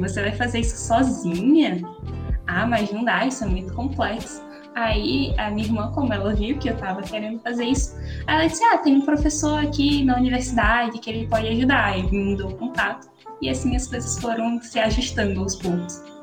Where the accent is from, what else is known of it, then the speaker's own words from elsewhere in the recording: Natal, Rio Grande do Norte, Brazil; eu sou aqui de Natal, no Rio Grande do Norte